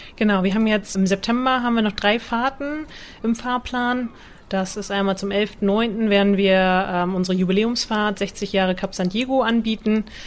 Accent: Butjadingen, Lower Saxony, Germany; Niedersachsen, Budjading ist eine Halbinsel zwischen Bremerhaven und Wilhelmshaven. Dort bin ich aufgewachsen

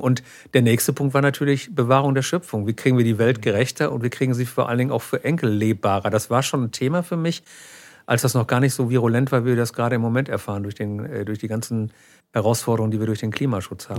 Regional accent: Münster, North Rhine-Westphalia, Germany; ich bin in Körde aufgewachsen

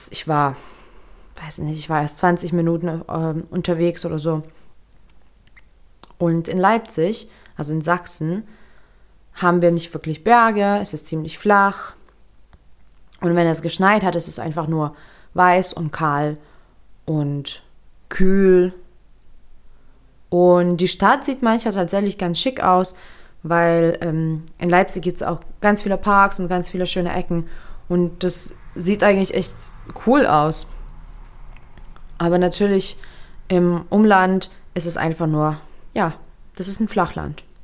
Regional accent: Lithuania; Wie schon erwähnt, ich bin in Litauen aufgewachsen. Ich bin auch dort geboren und habe mich mein ganzes Leben dort fremd gefühlt.

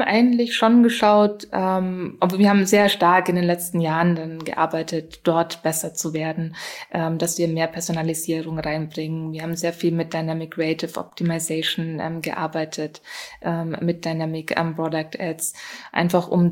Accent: Germany; moved away; ursprünglich bin ich ja aus Deutschland

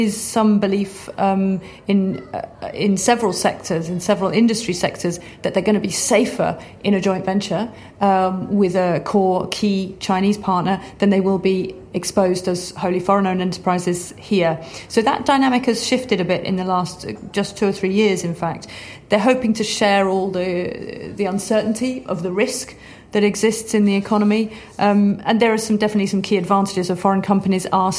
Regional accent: United Kingdom; moved away as an adult; now in Shanghai, China; I'm British

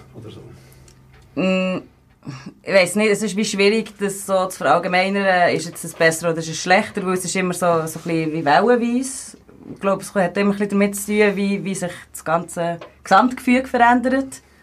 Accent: Bern, Switzerland; ich bin 28, ich komme aus Bern.

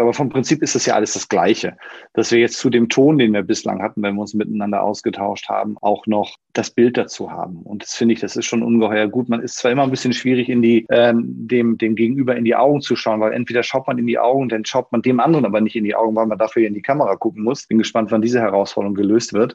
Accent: Schleswig-Holstein, Germany; now in Hamburg, Germany; Auch ich bin gebürtiger Schleswig-Holsteiner, aber das ist schon eine Ecke her, dass ich, äh, dass ich dort gelebt habe

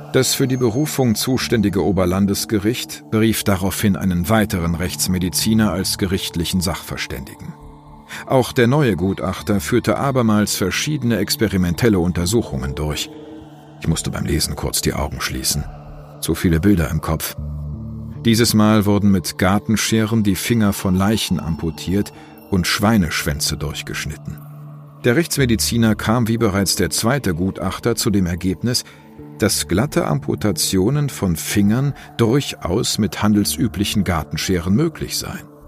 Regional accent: Bonn, North Rhine-Westphalia, Germany; moved away; in meiner alten Heimatstadt Bonn

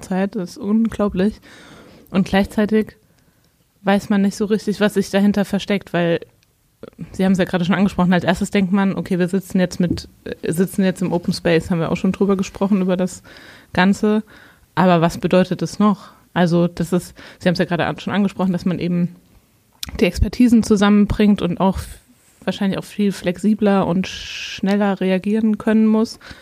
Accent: Hesse, Germany; moved away; wenn ich nächstes Mal nach Hessen fahre, in meine Heimat

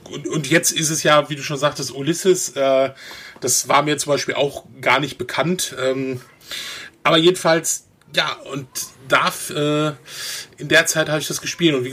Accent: North Rhine-Westphalia, Germany; Also ich komme eigentlich aus NRW

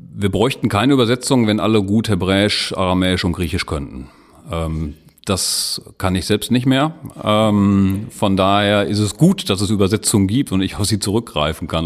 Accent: Lüdenscheid, North Rhine-Westphalia, Germany; moved away as an adult; also born or lived in Wuppertal / Bochum; now in Dortmund, Germany; stamme aus äh, gebürtig aus Lüdenscheid

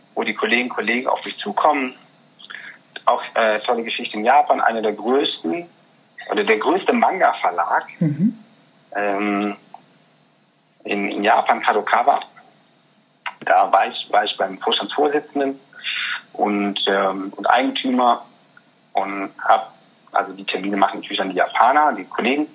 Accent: North Rhine-Westphalia, Germany; also born or lived in Regensburg area, Bavaria; now in near Regensburg, Germany; ich bin in Nordrhein-Westfalen groß geworden.

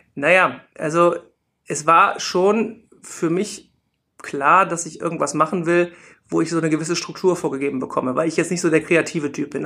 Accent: Rhineland, Germany; also born or lived in Munich; bin ich halt Rheinländer und wollte unbedingt auch wieder zurück ins Rheinland

